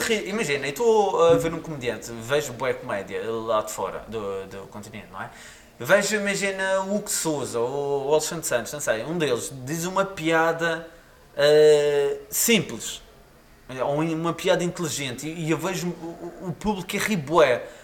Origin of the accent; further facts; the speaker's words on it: Madeira, Portugal; sou madeirense